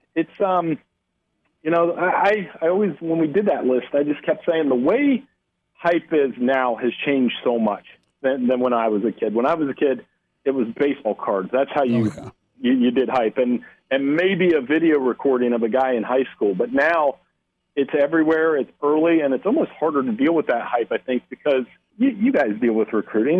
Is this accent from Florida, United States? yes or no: no; Ohio, United States; growing up in Ohio